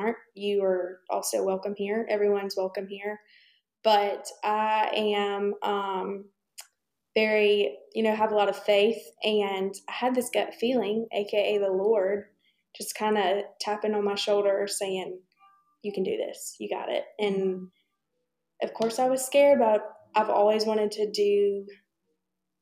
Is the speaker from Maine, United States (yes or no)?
no; Troy, Alabama, United States; moved away as an adult; now in Birmingham, United States; I'm originally from Troy, Alabama.